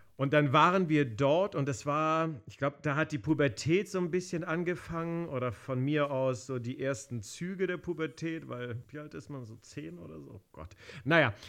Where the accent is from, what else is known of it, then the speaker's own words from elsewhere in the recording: Berlin, Germany; Ich bin ja Kroate, aber ich bin in ja. Berlin geboren und dort auch aufgewachsen